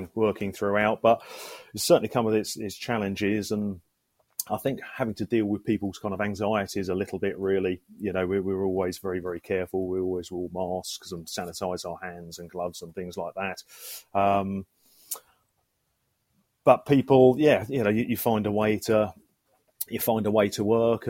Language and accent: English; St Albans, East of England, United Kingdom; I was born at home in Butterfield Lane, you know, 44 years ago, and have lived here all my life ever since